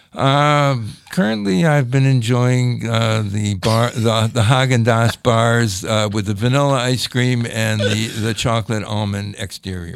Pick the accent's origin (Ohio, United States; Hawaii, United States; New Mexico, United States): Ohio, United States; Cleveland; moved away; also born or lived in Montgomery, Alabama; I grew up in Cleveland, Ohio